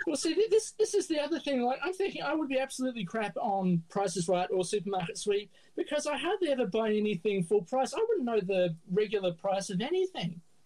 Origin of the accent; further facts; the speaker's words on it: Adelaide, South Australia, Australia; Can you tell I'm from Adelaide?